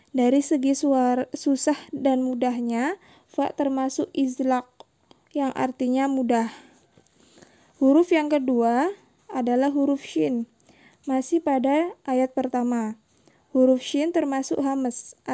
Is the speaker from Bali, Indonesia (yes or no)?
yes; Bali, Indonesia; now in Denpasar, Indonesia; umur saya 28 tahun. Saya dari Bali, kebetulan domisili di Denpasar